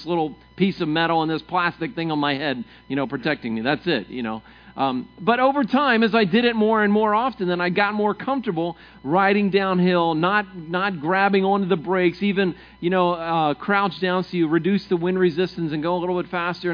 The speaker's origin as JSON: {"language": "English", "region": "Maryland", "country": "United States", "tie": "born or raised there", "moved": "yes", "said": "I grew up in Maryland, and Maryland's fairly flat."}